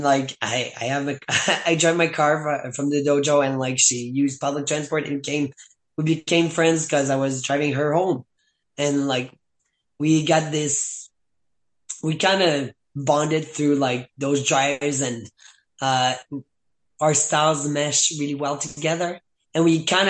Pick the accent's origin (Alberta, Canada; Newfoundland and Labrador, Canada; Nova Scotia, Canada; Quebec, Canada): Quebec, Canada; Saint-Hubert; first language French; English is a second language; I was born and raised in Saint-Hubert, so I say Montreal because it's the biggest city close by.